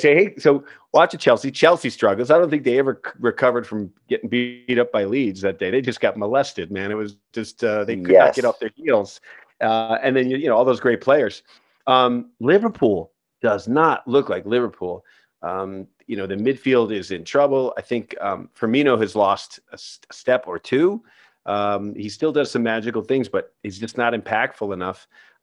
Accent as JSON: {"language": "English", "country": "Ireland", "said": "Well, I'm an Irish guy"}